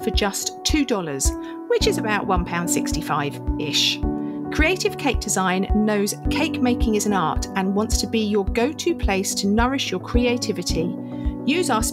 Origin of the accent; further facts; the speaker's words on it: England, United Kingdom; I'm English.